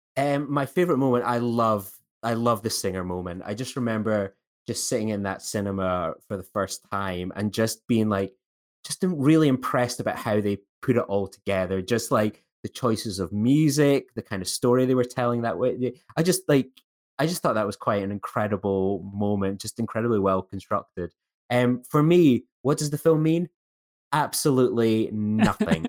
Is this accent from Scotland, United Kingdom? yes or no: yes; Scotland, United Kingdom; as a Scottish person